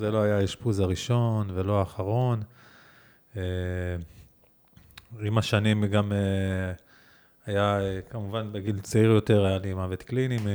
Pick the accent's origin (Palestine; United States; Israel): Israel; Givatayim, Tel Aviv District; also born or lived in Ramat Gan; אה, כן, אבל כן גדלתי בגבעתיים, רמת גן, עמידר, פרדס כץ, כזה, זה היה... אה, האזור אה, ילדות שלי.